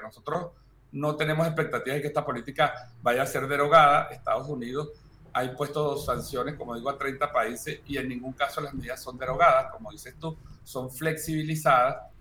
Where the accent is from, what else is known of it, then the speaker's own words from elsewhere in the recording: Venezuela; somos nueve venezolanos de distintas áreas